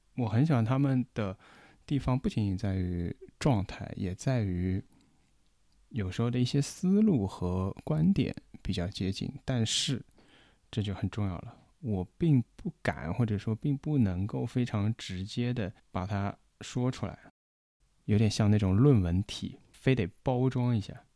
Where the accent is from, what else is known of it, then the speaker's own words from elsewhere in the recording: Shanghai, China; 我们上海话说不好？包括我自己其实上海话也说不好